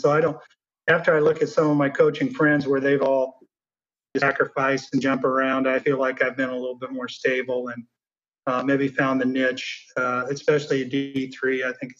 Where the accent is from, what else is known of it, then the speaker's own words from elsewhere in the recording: Mid-Prairie, Iowa, United States; we did the same at Mid Prairie growing up.